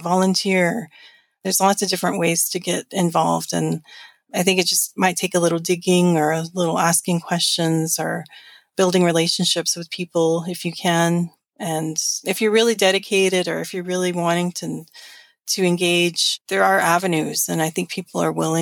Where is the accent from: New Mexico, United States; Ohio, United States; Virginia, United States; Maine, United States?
New Mexico, United States; moved away as an adult; now in Washington, United States; growing up in New Mexico